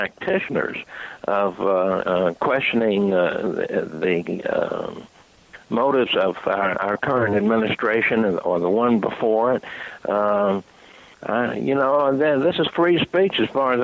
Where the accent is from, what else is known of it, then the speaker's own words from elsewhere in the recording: Fort Monroe, Virginia, United States; Fort Monroe, Virginia, my hometown area